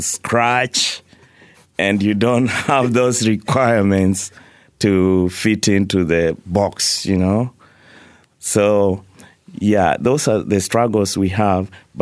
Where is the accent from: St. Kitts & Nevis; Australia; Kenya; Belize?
Kenya; moved away; So, for example, I moved here from Kenya. I arrived here with $60 in my pocket.